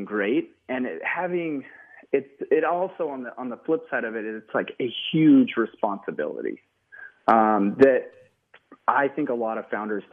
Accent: Coeur d'Alene, Post Falls area, northern Idaho, United States; we ended up in a beautiful part of northern Idaho, Coeur d'Alene, Post Falls area

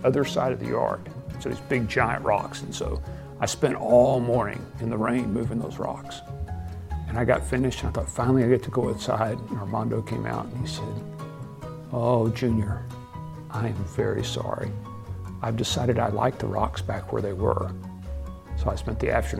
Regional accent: Abilene, Texas, United States; born or raised there

